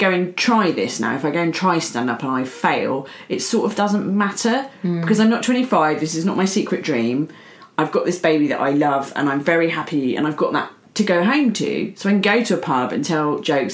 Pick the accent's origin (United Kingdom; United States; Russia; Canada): United Kingdom; I'm British